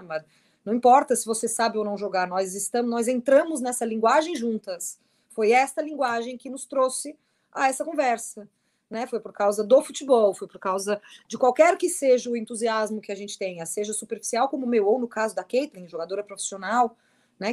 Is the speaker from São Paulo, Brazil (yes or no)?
no; Criciúma, Santa Catarina, Brazil; moved away as an adult; also born or lived in London; eu sou de Criciúma